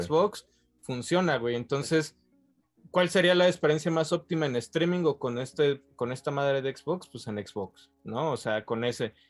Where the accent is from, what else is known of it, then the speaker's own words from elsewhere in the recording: Mexico; como mexicanos, como latinoamericanos